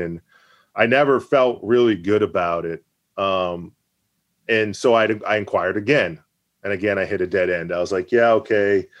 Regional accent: Maine, United States; also born or lived in Massachusetts; I'll never truly been from Maine, even though I've lived here since I was eight years old

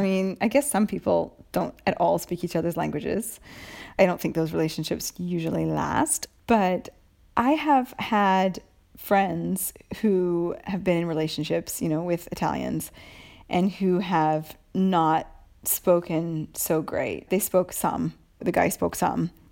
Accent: United States; moved away as an adult; now in Italy; I'm from America

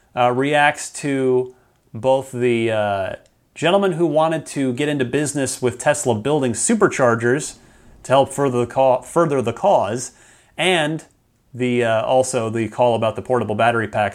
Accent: Arizona, United States; also born or lived in New Jersey; after my family, we all moved out to Arizona

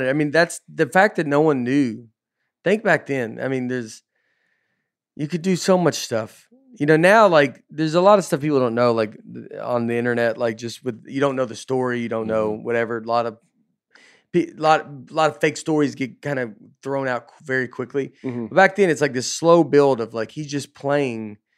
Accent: Hollywood, California, United States; I'm from Hollywood.

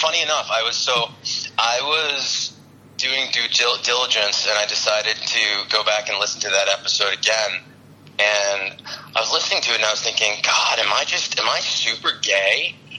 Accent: near Worcester, central Massachusetts, United States; also born or lived in Boston / New York / San Francisco / Los Angeles; I grew up in central Massachusetts, so we're near Worcester. But I lived most of my adult life in Boston with brief stints in New York, San Francisco, and L.A.

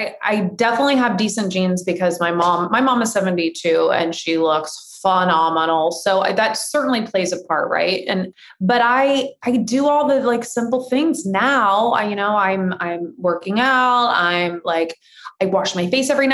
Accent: Indiana, United States; moved away as an adult; now in California, United States; I grew up in the Midwest. I was a farm girl. We ate whatever was on the table. I don't even think there was a Whole Foods in Indiana

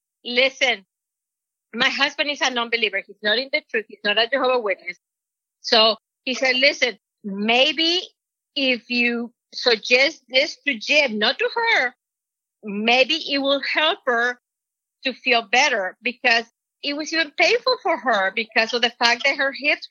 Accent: Mexico; moved away; Jay will make fun of my accent because I'm from Mexico

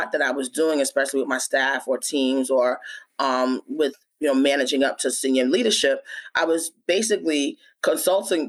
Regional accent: New York, United States; also born or lived in Philadelphia; I'm from New York

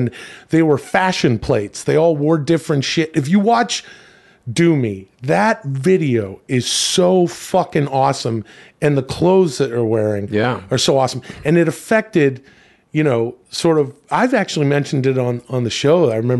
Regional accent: Western Canada, Canada; growing up in the Western Canadian suburbs, you know, you'd think that it would be all …, …, and ….

